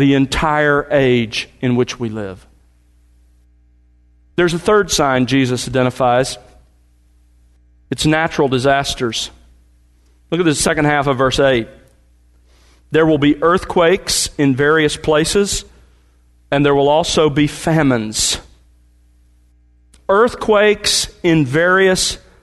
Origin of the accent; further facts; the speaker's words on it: the South, United States; moved away as an adult; also born or lived in California; We were raised in the South, moved out there